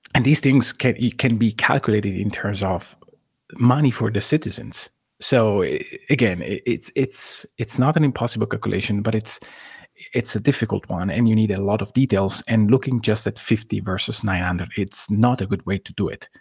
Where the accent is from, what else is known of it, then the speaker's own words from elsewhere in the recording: Italy; I lived a very similar situation on my city where an arena has to be made in order to go from basically the second league in Italy to the first one